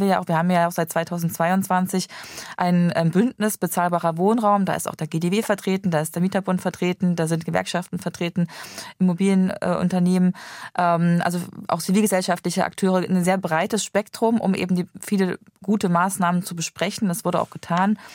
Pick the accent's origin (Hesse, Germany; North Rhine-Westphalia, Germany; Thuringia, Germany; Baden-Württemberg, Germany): Thuringia, Germany; Gera; in meiner Heimat äh, beobachten, in Gera aus Thüringen